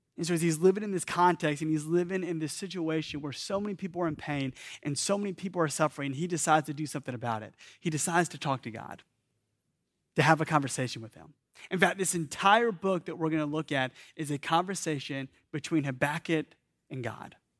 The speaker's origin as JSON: {"language": "English", "town": "Atlanta", "region": "Georgia", "country": "United States", "tie": "born or raised there", "said": "I grew up in Atlanta"}